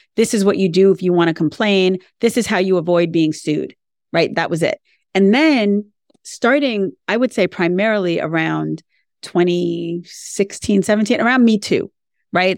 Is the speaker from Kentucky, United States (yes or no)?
no; New York, United States; now in Florida, United States; I'm a New Yorker, and I think that's really important to say that I'm from New York because I live in Florida now